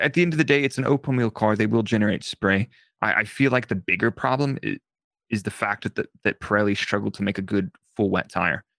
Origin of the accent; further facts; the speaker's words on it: United States; being an American